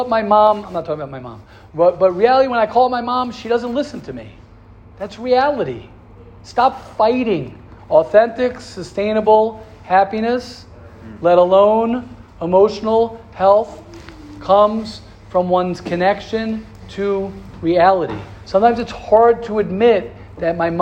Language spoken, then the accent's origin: English; United States; I'm an American